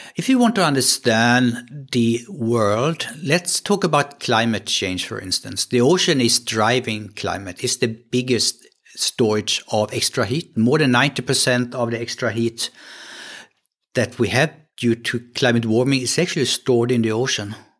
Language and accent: English; Sweden; accent: Swedish; English is a second language; moved away as an adult; also born or lived in Gothenburg, Sweden / San Diego, United States; now in Kiel, Germany; So I'm, I'm coming from Sweden. You can hear that maybe on my accent, even in, in English.